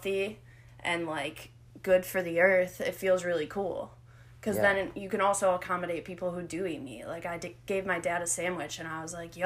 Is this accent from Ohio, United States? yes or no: yes; Sylvania, Ohio, United States; a girl from Sylvania, Ohio